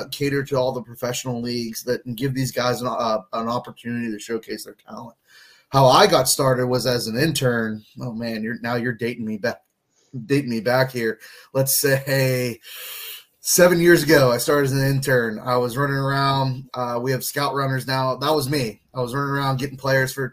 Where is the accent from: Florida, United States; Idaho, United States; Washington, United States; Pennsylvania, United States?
Pennsylvania, United States; Pittsburgh; Had a little rough go in my hometown, Pittsburgh